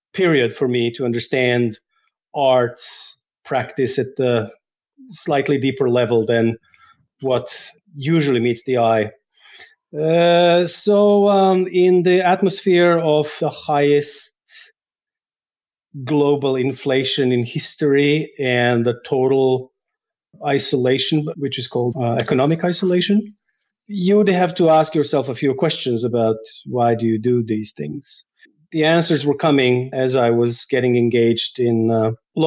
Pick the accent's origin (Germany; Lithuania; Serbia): Serbia; Novi Sad, Vojvodina; moved away as an adult; also born or lived in San Francisco, United States; now in Norway; I have started to study art at Art Academy in my hometown, Novi Sad